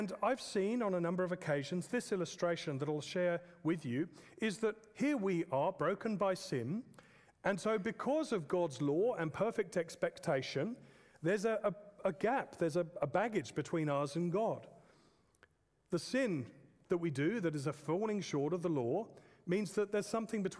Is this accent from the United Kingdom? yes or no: yes; England, United Kingdom; I'm an English man.